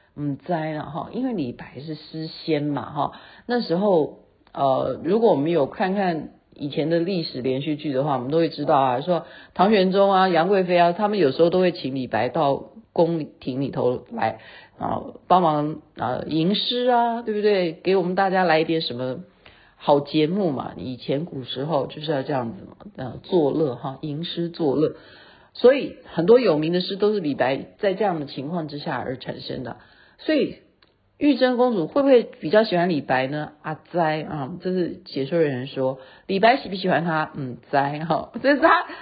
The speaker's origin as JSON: {"language": "Chinese", "country": "Taiwan", "said": "这样才能强调我是台湾人"}